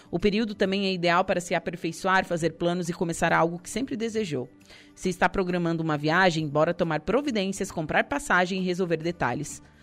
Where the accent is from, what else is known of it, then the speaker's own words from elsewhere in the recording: Passo de Torres, Santa Catarina, Brazil; Minha mãe é do Passo de Torres. Me criei na Rosa do Mar, na Bela, enfim.